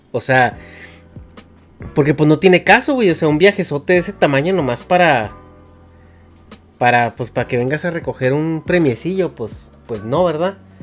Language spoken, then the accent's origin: Spanish; Mexico; yo como, como mexicano